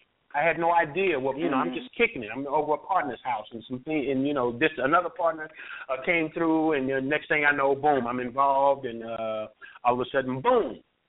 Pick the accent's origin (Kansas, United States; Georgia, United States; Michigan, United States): Kansas, United States; Kansas City; Oh, growing up for me, I had a great life. You know, it's really crazy how my life took a turn, but I had a great life. I mean, I was raised by my mother and two grandmothers.